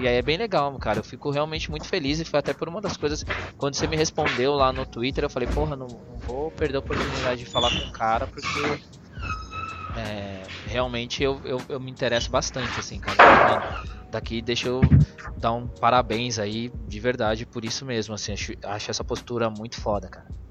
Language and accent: Portuguese; São Paulo, Brazil; eu que sou da zona sul de São Paulo